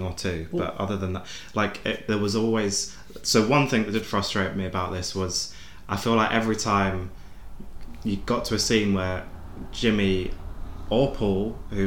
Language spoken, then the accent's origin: English; United Kingdom; we're British people